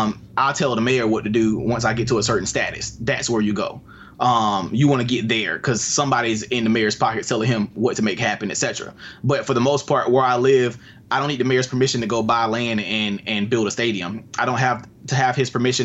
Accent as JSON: {"language": "English", "town": "Albany", "region": "Georgia", "country": "United States", "tie": "born or raised there", "said": "here where I live in Albany. It's my first project, my hometown."}